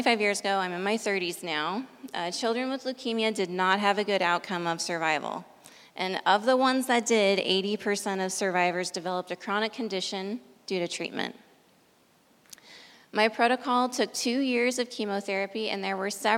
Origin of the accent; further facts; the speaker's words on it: Idaho, United States; 350 miles away from my hometown in Idaho